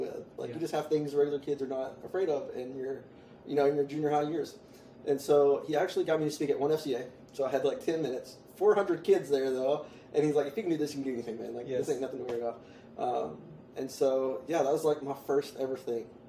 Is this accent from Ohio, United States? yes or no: no; Alabama, United States; moved away; down south, so I'm from Alabama, and down south where we lived